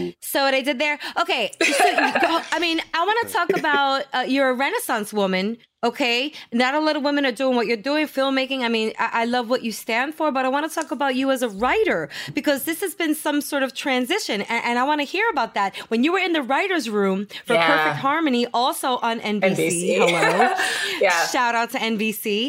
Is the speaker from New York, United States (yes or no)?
yes; New York City, New York, United States; I'm from Sheepshead Bay